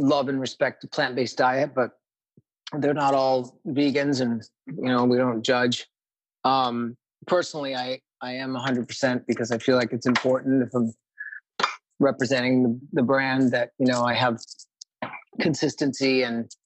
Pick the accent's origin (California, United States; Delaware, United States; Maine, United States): Maine, United States; moved away as an adult; also born or lived in New Haven, Connecticut / Milford, Connecticut / New York City; now in Venice, Los Angeles, United States; I was born in New Haven, lived in Milford for my first year, and then in Maine until after college.